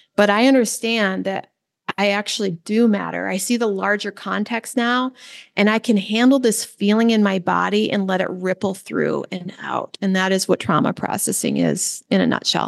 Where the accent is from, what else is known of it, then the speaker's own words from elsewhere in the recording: Midwest, United States; I grew up in the Midwest